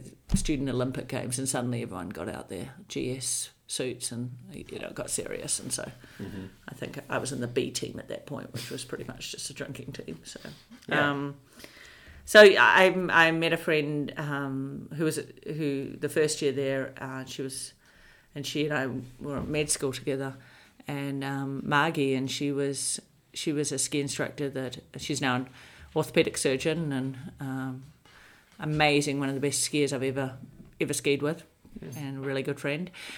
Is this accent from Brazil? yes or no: no; Hamilton, Waikato, New Zealand; moved away as an adult; also born or lived in Dunedin, New Zealand / Wellington, New Zealand; now in United States; I was raised in Hamilton